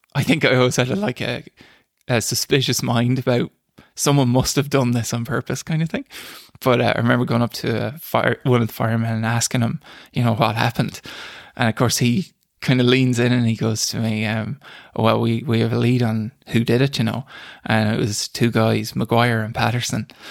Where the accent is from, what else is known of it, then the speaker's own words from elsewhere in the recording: Boyle, Connacht, Ireland; also born or lived in Dublin; grew up in, in Killarse, out in the countryside